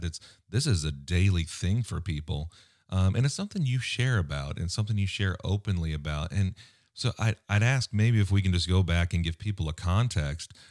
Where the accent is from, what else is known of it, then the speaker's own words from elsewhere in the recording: United States; as an American